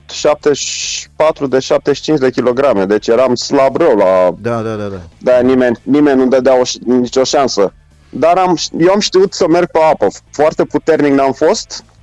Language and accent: Romanian; Bucharest, Romania; Sunt născut și crescut în București.